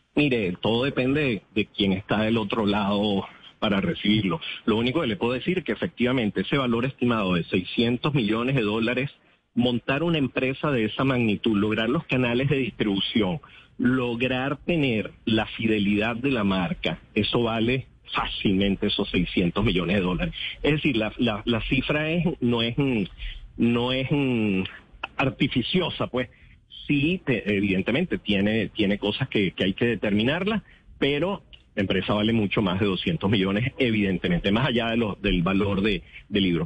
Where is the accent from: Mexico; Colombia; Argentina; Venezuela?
Venezuela; como venezolano